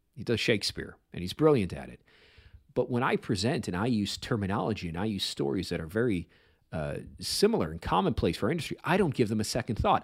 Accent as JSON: {"language": "English", "town": "Chicago", "region": "Illinois", "country": "United States", "tie": "born or raised there", "said": "I grew up on the South Side"}